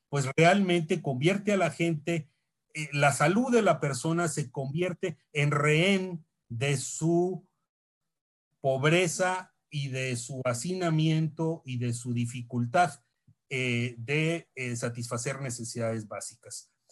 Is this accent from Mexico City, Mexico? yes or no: no; Tamaulipas, Mexico; Como tú sabes, yo soy de Tamaulipas, del sur de Tamaulipas. Ahí limitamos a través del río Pánuco con Veracruz.